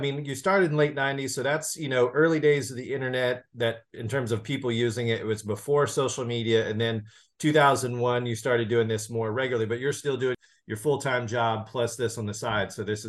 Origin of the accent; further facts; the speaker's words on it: Nashville, Tennessee, United States; I used to live in the Southeast. I'm actually originally from Nashville, and I rode the Dragon for the first time in like 2005.